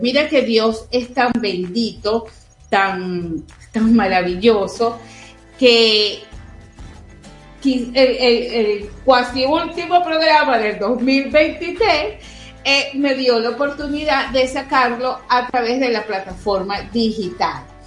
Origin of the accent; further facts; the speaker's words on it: Venezuela; somos los venezolanos